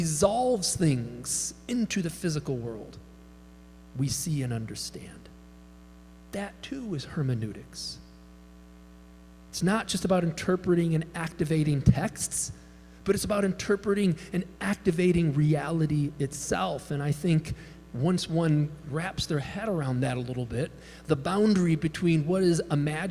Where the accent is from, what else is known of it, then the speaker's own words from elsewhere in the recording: Chicago, Illinois, United States; I grew up in Chicago, Pentecostal